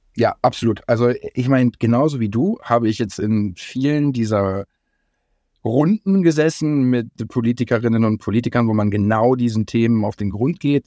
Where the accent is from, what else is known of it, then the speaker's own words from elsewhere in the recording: Germany; als Deutsche